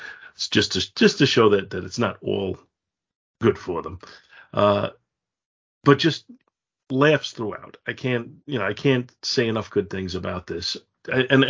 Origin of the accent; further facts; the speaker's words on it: United States; as an American